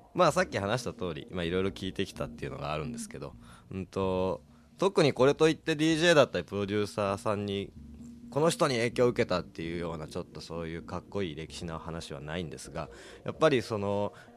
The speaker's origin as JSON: {"language": "Japanese", "town": "Kawasaki", "region": "Kanagawa", "country": "Japan", "tie": "born or raised there", "said": "出身が川崎なんですけど"}